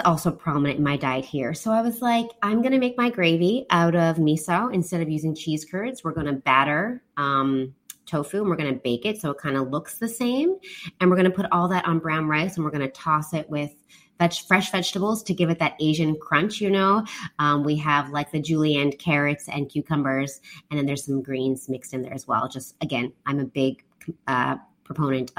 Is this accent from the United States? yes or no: no; Canada; now in Taiwan; I'm from Canada.